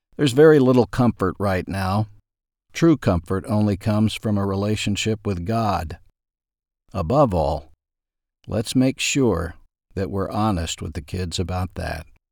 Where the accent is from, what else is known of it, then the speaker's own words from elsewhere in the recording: Ashdown, Arkansas, United States; growing up in Ashdown, Arkansas